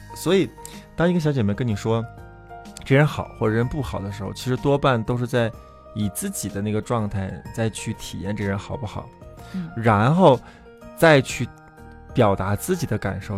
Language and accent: Chinese; China; 我们是中国人